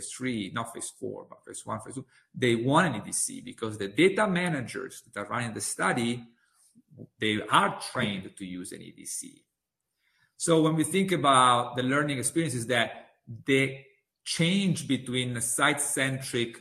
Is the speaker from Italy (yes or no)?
yes; Italy; moved away; my home country in Italy